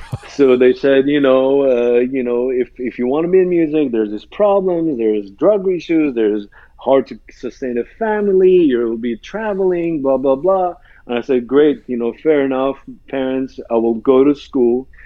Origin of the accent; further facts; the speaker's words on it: Iran; when I grew up in Iran, as you mentioned, I, I grew up in a uh, Christian uh, church environment